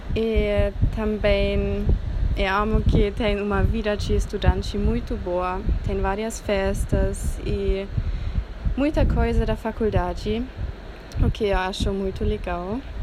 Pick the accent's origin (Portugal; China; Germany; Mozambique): Germany; Portuguese is a second language; moved away as an adult; now in Florianópolis, Brazil; eu sou da Alemanha